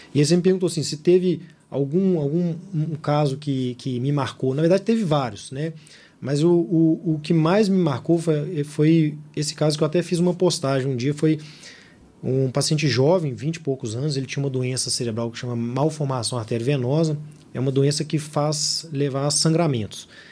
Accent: Belo Horizonte, Minas Gerais, Brazil; Eu sou de Belo Horizonte, estudei em Belo Horizonte e por aqui fiquei.

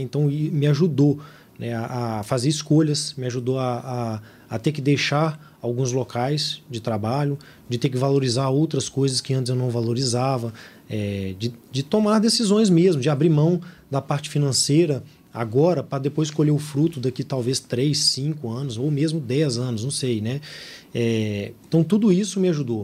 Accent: Belo Horizonte, Minas Gerais, Brazil; Eu sou de Belo Horizonte, estudei em Belo Horizonte e por aqui fiquei.

